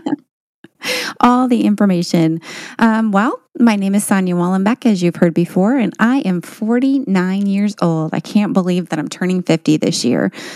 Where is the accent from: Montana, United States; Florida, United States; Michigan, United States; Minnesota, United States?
Michigan, United States; also born or lived in Tennessee; originally we're from Michigan, and now we live part-time in Michigan and part-time in Tennessee